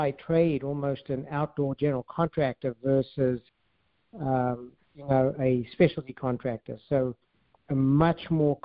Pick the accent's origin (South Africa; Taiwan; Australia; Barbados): South Africa; moved away as an adult; also born or lived in California; I'm from South Africa, and I ended up dropping out of college, actually, and then at a young age, right soon after coming out of the military in South Africa